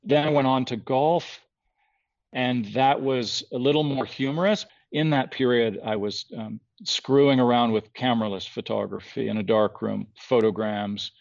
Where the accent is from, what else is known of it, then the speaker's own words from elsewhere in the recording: outside of Toronto, Ontario, Canada; also born or lived in San Francisco, California, United States; I was born in San Francisco, but up outside of Toronto from when I was 10 on